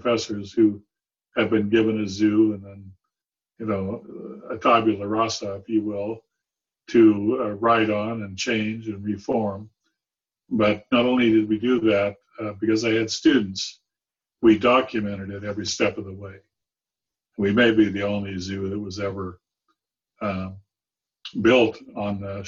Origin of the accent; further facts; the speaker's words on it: San Diego, California, United States; I grew up in San Diego, but I had a zoo there that was pretty spectacular